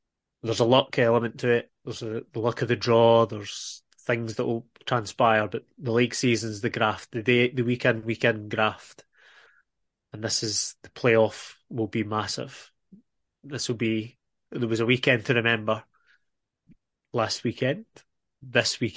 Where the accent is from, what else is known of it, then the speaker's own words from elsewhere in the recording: Irvine, Scotland, United Kingdom; I'm originally from Irvine. Yes, I am originally an Irvine lad